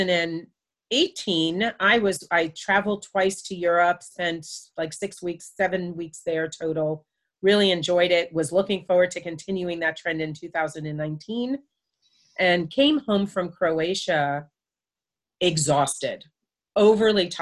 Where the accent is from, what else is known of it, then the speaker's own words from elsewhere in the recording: United States; also born or lived in Florida; now in South Carolina, United States; I'm from New York and New Jersey